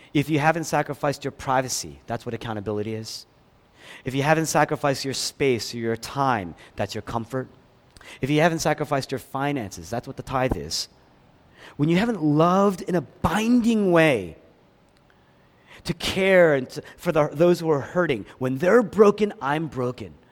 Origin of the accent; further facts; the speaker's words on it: Philadelphia, Pennsylvania, United States; moved away; I grew up in Philadelphia.